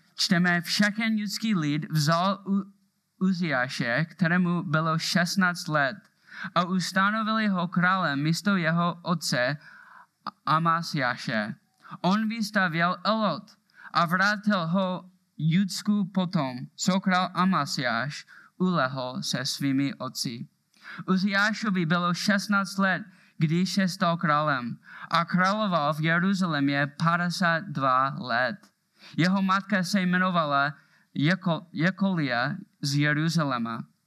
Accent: Moravia, Czechia; accent: Moravian; mám moravský přízvuk

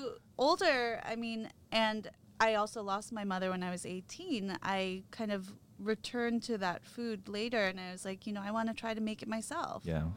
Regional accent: New York City, New York, United States; So I grew up in Manhattan on the Upper West Side

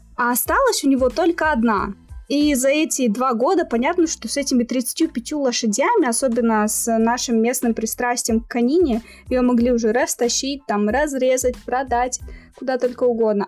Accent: Pavlodar, Pavlodar Region, Kazakhstan; moved away as an adult; now in Almaty, Kazakhstan; я родилась в Павлодаре, а, то есть это на друг, в другой части страны, но в студенческие годы я переехала сюда, в Алмату

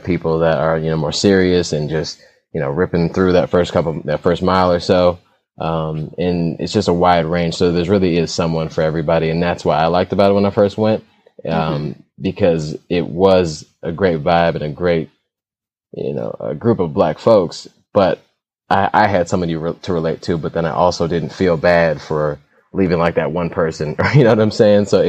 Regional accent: Detroit, Michigan, United States; also born or lived in Poughkeepsie, New York / Southfield, Michigan; I'm raised here, so I'm a Detroiter for sure

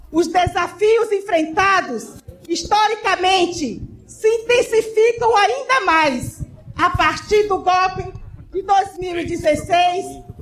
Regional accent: Maranhão, Brazil; O Maranhão compõe esse imenso Brasil. E como maranhense, nos orgulhamos de nossa vasta diversidade cultural, de nossas riquezas naturais e de sermos um povo trabalhador e trabalhadora, formado pelas lutas, as lutas do povo.

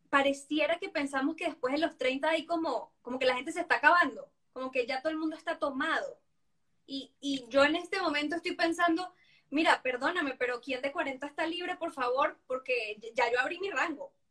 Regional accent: Venezuela; al menos yo, porque no sé si cultural, yo vengo de Venezuela, no sé si por latino, lo que sea

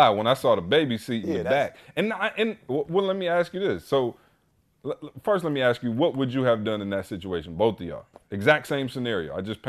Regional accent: Lansing, Michigan, United States; now in Atlanta, United States; when I came from Lansing, and I'll be honest, Lansing just got panhandlers

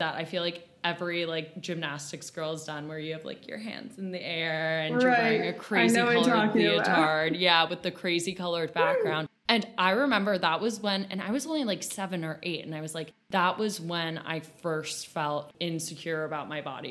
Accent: United States; growing up in America, we only see very particular ideals of beauty

